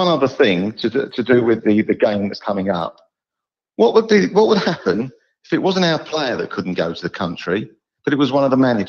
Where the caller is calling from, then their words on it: East of England, United Kingdom; from Essex.